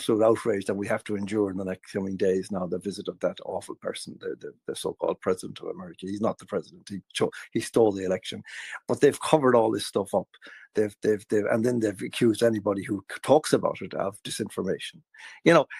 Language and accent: English; Ireland